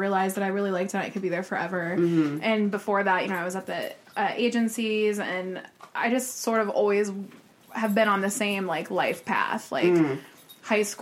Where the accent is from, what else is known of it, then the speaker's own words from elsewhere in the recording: Westerville, Ohio, United States; I'm from Ohio. Lived here my whole life. Grew up in Westerville